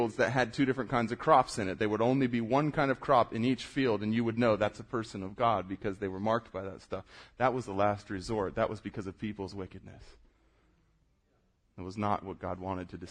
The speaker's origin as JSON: {"language": "English", "region": "South Florida", "country": "United States", "tie": "born or raised there", "moved": "yes", "said": "I grew up surfing in South Florida. I moved here."}